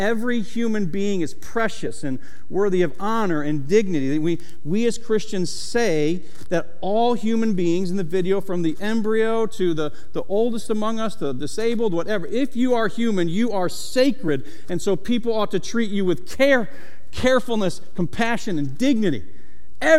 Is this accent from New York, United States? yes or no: yes; Syracuse, New York, United States; now in Delaware, United States; I'm from Syracuse, New York